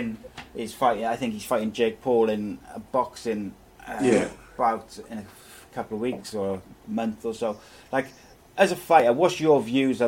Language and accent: English; Wales, United Kingdom; As a Welshman myself